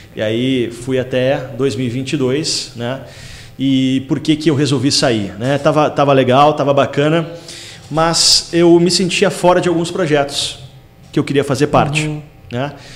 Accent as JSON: {"language": "Portuguese", "town": "Taquara", "region": "Rio Grande do Sul", "country": "Brazil", "tie": "born or raised there", "also_born_or_lived": "Porto Alegre", "moved": "as an adult", "said": "nasci em Itaquara, me criei lá, estudei né, no Colégio Santa Terezinha"}